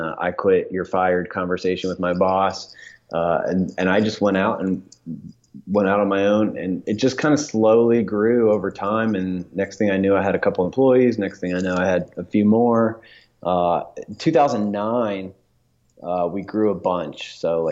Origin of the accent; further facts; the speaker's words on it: Dayton, Ohio, United States; moved away as an adult; now in Atlanta, United States; growing up in Dayton, my wife and I got married there